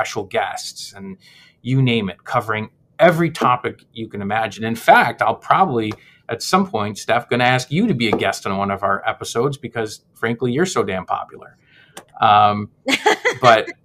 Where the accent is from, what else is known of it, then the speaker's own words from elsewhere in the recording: Montreal, Quebec, Canada; I'm actually was born in Montreal. I'm Canadian myself